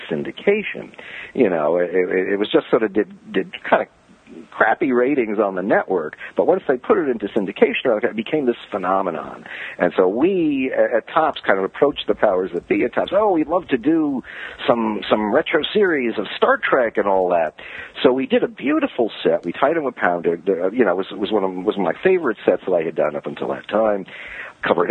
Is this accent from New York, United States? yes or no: yes; New York City, New York, United States; I grew up in Brooklyn